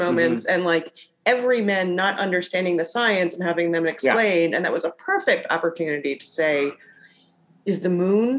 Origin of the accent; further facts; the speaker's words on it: New Jersey, United States; I'm from New Jersey.